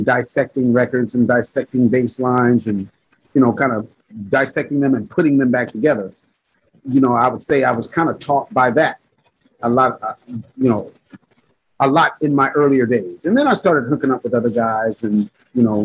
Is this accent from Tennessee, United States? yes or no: no; Gardena, California, United States; I grew up in the Gardena South Bay area